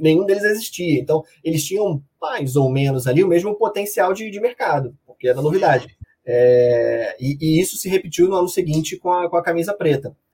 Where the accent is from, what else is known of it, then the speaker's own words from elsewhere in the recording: Rio de Janeiro, Brazil; eu sou daqui do Rio de Janeiro